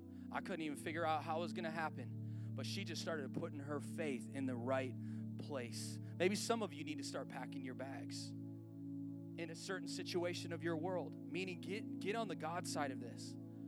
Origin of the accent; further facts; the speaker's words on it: about an hour from Detroit, Michigan, United States; moved away as an adult; now in Colorado, United States; we grew up in like an hour from Detroit, which has really been in decline since the 60s, okay? So that's where we grew up.